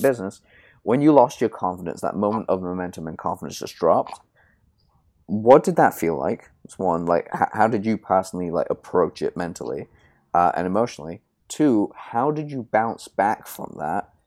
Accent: United Kingdom; I'm British

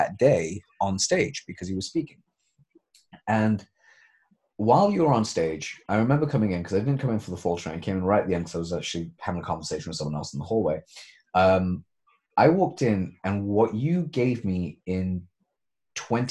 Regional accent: United Kingdom; We're British

